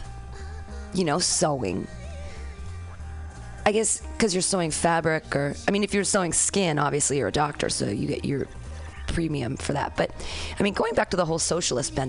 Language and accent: English; United States; We as American women